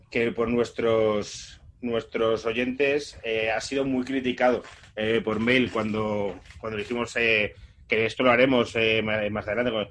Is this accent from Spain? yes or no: yes; Castile and León, Spain; yo soy de Sanabria y ha pasado algo en la zona de Sanabria, que es una zona de Zamora.